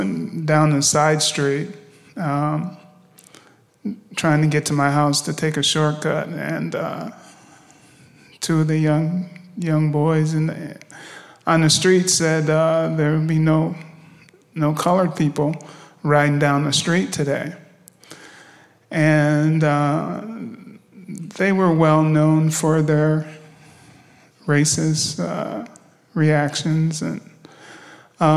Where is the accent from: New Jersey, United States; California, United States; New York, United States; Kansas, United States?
New York, United States; Rochester; I grew up in Rochester, New York.